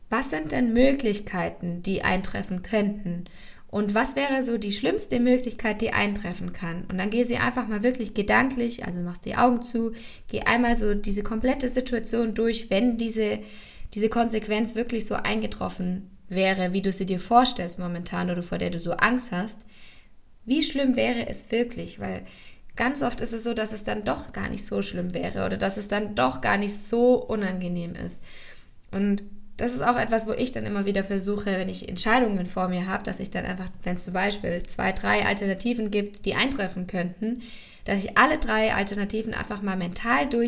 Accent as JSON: {"language": "German", "town": "Ulm", "region": "Baden-Württemberg", "country": "Germany", "tie": "born or raised there", "said": "dass ich die Uni in Ulm abbrechen möchte. Also dass ich die Uni in meiner Heimatstadt, wo ich angefangen habe und schon von Anfang an wusste, dass ich da nicht bleiben möchte."}